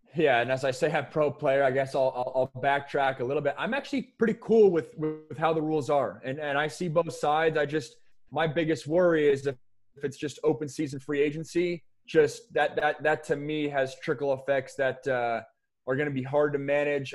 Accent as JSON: {"language": "English", "town": "Sammamish", "region": "Washington", "country": "United States", "also_born_or_lived": "Seattle / Bellevue", "said": "I'm from Sammamish. I went to Skyline, which was the, uh, one of the powers in the state of Washington"}